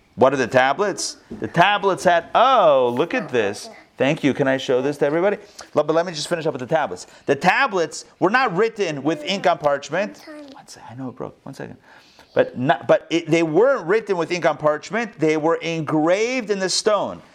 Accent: Pittsburgh, Pennsylvania, United States; that's where I grew up also in Pittsburgh.

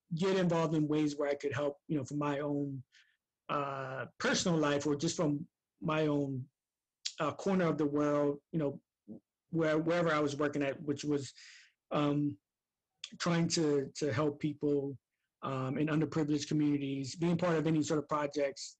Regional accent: Camden, New Jersey, United States; I'm from Camden, New Jersey.

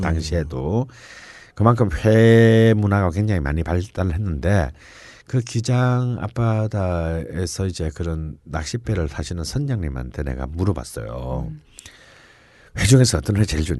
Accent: southeastern coast of Korea, South Korea; moved away; 제 고향 같은 동남해안 쪽에서는

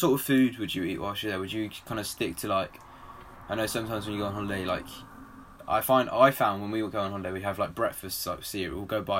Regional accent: England, United Kingdom; We're English.

